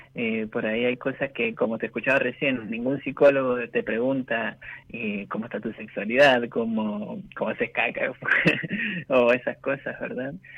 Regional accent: Mendoza, Argentina; Yo vivo en Mendoza, soy de Mendoza, nací acá

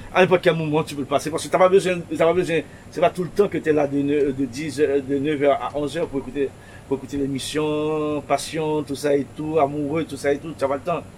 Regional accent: Pétion-Ville, Ouest, Haiti; À Pétionville, là où je suis né, Pétionville, là où je suis né en Haïti

